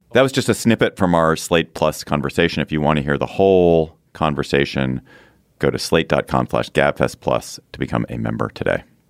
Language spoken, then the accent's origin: English; Washington, District of Columbia, United States; my hometown airport, D C